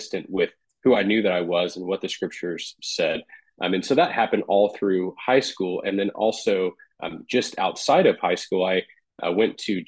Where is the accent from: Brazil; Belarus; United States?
United States; Bakersfield, California; now in Carmel, United States; I grew up on the West Coast. So I grew up in California, Bakersfield, which is right in the center of the state.